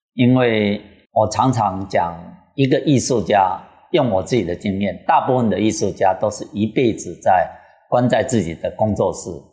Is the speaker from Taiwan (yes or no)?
yes; Taiwan; moved away as an adult; also born or lived in United States / Paris; now in Taitung, Taiwan; 我们是台湾出生、台湾长大、台湾受教育的